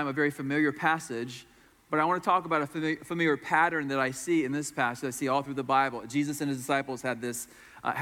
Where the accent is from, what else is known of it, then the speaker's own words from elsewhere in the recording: Florida, United States; I'm from Florida, where it's like 95 degrees and 100% humidity